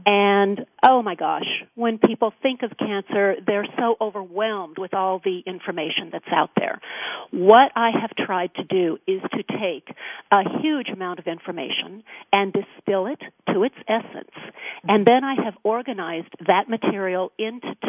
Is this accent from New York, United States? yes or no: no; Wyoming, United States; now in California, United States; I was born in Wyoming